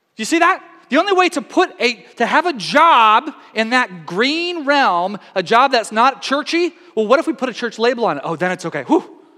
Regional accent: Tyler, Texas, United States; I spent my whole growing up from age four to 18 in uh, Tyler, Texas

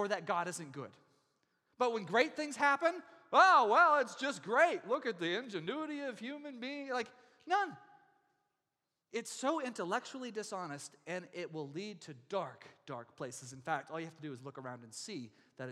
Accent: Texas, United States; now in Oregon, United States; I come from Texas, and we have real Texas-sized storms and tornado warnings every spring

